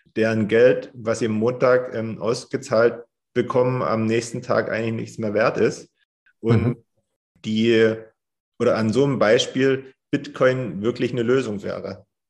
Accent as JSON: {"language": "German", "country": "Germany", "said": "bei uns in Deutschland"}